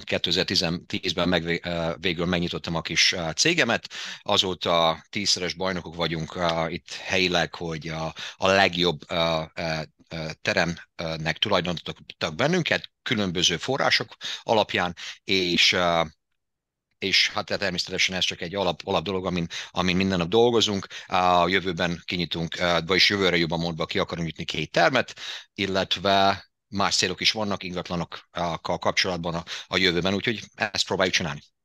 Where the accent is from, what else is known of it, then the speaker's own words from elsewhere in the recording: Debrecen, Hajdú-Bihar, Hungary; moved away; Debrecenből jöttem